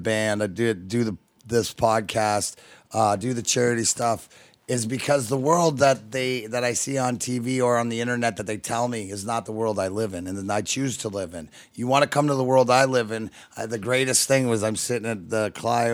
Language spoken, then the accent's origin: English; Leamington, Ontario, Canada; also born or lived in Michigan, United States; now in Florida, United States; I reside in Florida, but, you know, I'm consider myself stepson of Michigan and reside up here, but I am Canadian. I'm from Leamington